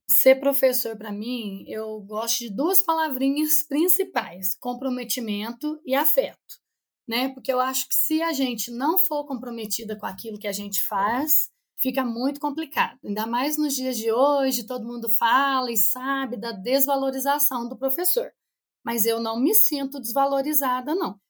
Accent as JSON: {"language": "Portuguese", "town": "Cambuquira", "region": "Minas Gerais", "country": "Brazil", "also_born_or_lived": "Três Corações", "said": "Eu não sou de Três Corações, sou de Cambuquira, uma cidade vizinha"}